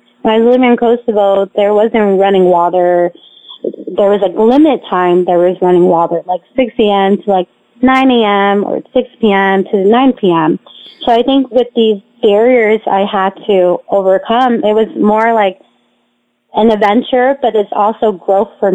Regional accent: United States; I'm actually an American

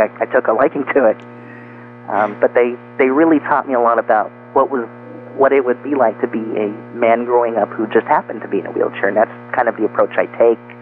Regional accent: Bakersfield, California, United States; also born or lived in Los Angeles, California; I was born in Los Angeles, and so when I was about five, uh, shortly you know before my parents divorced, a few years later, we moved to Bakersfield, California

